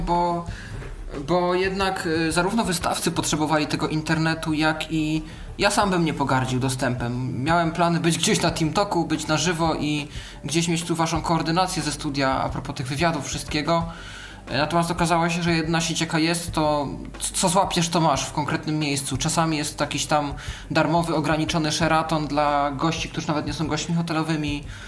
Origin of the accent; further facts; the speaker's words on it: Poland; jestem z Polski